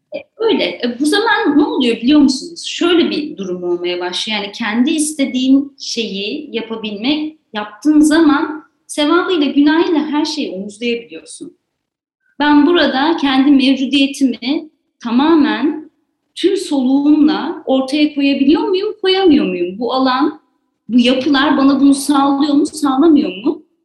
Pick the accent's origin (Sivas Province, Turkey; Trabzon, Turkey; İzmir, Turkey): İzmir, Turkey; moved away as an adult; also born or lived in Ankara / Istanbul; now in Ordu, Turkey; Zaten İzmirliyim işte. İzmir'de büyüdüm, üniversiteyi orada okudum